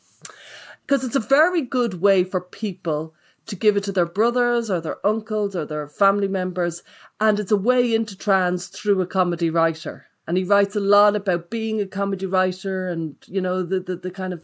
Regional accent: Dublin, Leinster, Ireland; we're both Irish and we're both from Dublin.

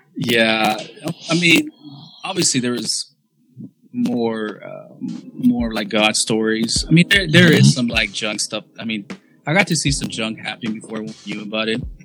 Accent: Dallas, Texas, United States; We're both from Dallas the Dallas area

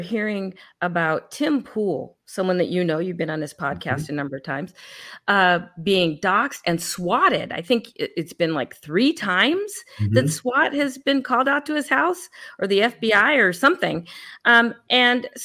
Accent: California, United States; I hail from California and I was in the Bay Area

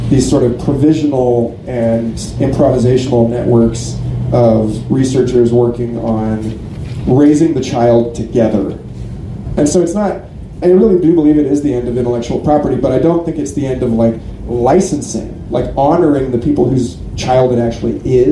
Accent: Austin, Texas, United States; I'm from Austin, Texas.

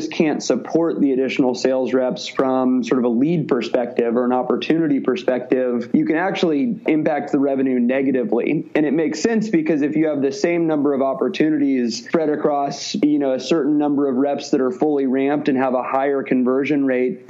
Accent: Midwest, United States; moved away as an adult; also born or lived in Missouri; now in Bay Area, United States; I'm from the Midwest and went to the University of Missouri

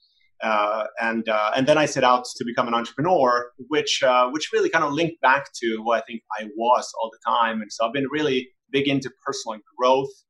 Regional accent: Helsinki, Uusimaa, Finland; I'm also from Helsinki, Finland

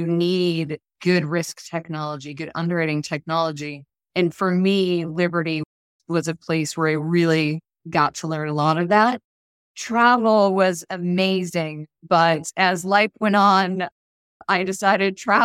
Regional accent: Boston, Massachusetts, United States; now in Orlando, United States; I grew up in the Boston area

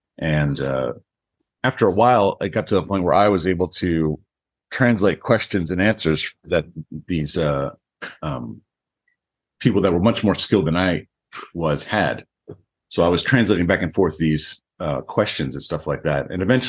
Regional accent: East Coast, United States; moved away as an adult; also born or lived in Texas / Virginia; now in Japan; I'm from the United States, East Coast. I was in, I lived in Texas and then later on Virginia.

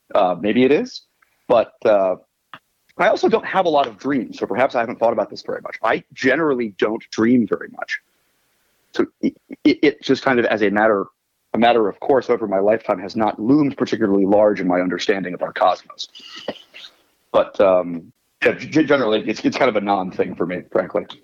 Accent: Washington, District of Columbia, United States; I am from Washington, D.C. originally

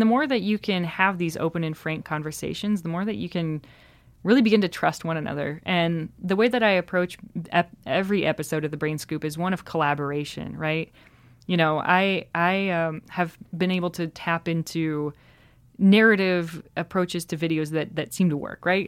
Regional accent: South Dakota, United States; now in Chicago, United States; I grew up in South Dakota

